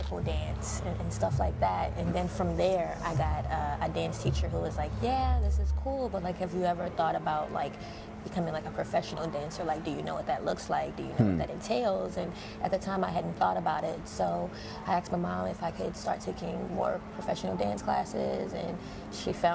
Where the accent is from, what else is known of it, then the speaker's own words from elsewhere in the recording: Baltimore, Maryland, United States; moved away as an adult; now in New York, United States; I'm originally from Baltimore, Maryland